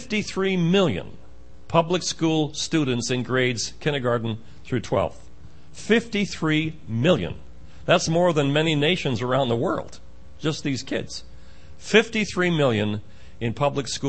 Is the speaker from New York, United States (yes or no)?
yes; Schenectady, New York, United States; now in Maryland, United States; I'm from Maryland. I was raised in upstate New York and was raised in the Bellevue Assembly up in Schenectady